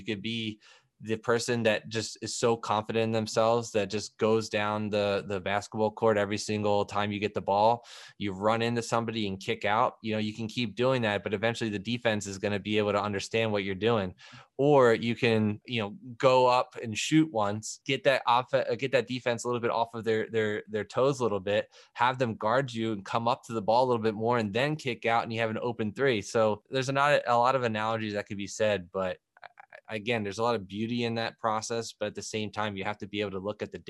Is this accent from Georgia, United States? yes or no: no; Philadelphia, Pennsylvania, United States; I'm from Philadelphia. So I'm a big NBA guy.